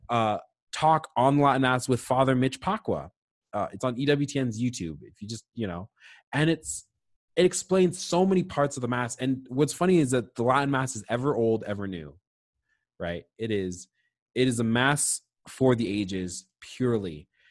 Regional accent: Nova Scotia, Canada; growing up in Nova Scotia.

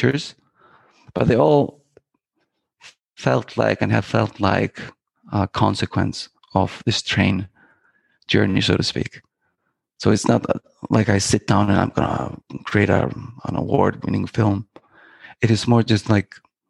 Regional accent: Iceland; I am from Iceland. Born and raised in Iceland, and I started I grew up in the countryside of Iceland

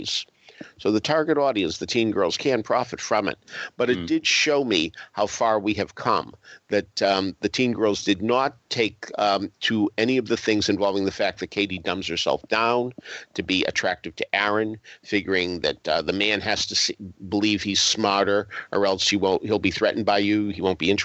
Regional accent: Boston, Massachusetts, United States; moved away; I come from the Boston area where Legal Seafood started

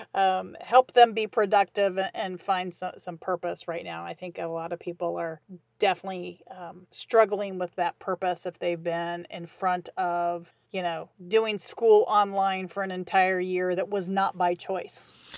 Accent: Midwest, United States; I grew up in the Midwest

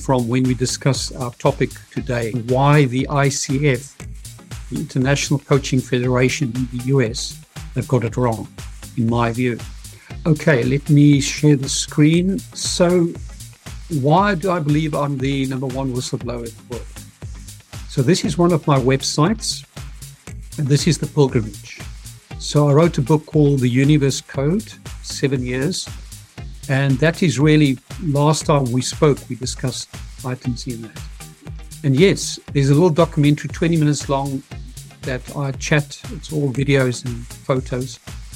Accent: South Africa; I'm from Africa, South Africa, victorious Africa, the heart of apartheid

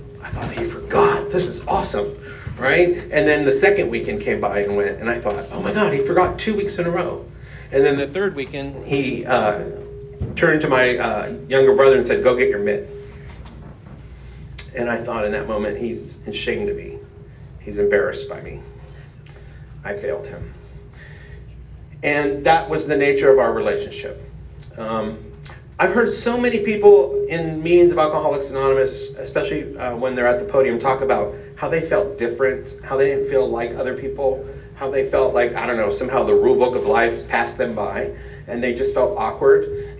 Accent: Austin, Texas, United States; So I am from Austin, Texas. My home group is the Lambda Live and Let Live group on Sunday morning at 11 o'clock.

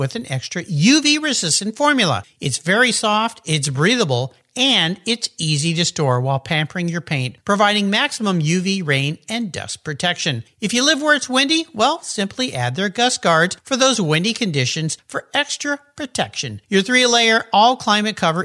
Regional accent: Southern California, United States; when I was a kid growing up in Southern California

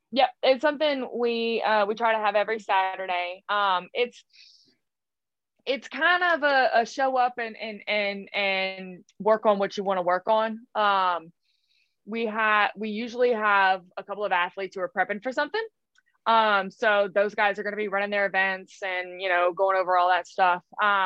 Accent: Scotland, United Kingdom; Those are the yeah, games girl. For me. I'm Scottish.

